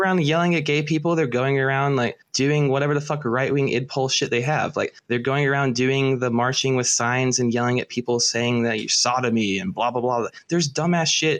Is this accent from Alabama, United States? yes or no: yes; Birmingham, Alabama, United States; now in Syracuse, United States; I grew up in Birmingham, Alabama, surrounded by fucking cons